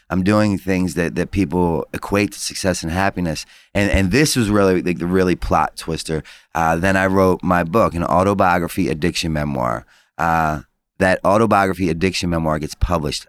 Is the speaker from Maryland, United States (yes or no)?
yes; Baltimore, Maryland, United States; moved away; also born or lived in Pennsylvania; I'm from Baltimore